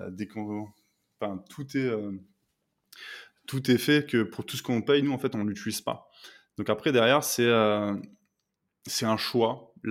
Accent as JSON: {"language": "French", "region": "northern France", "country": "France", "said": "parce que moi je suis originaire du nord de la France"}